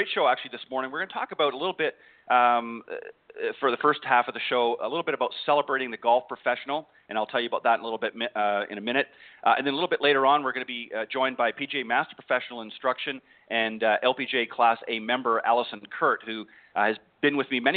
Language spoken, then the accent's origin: English; Canada; moved away as an adult; now in United States; I'm originally from Canada and came down here to the States a number of years back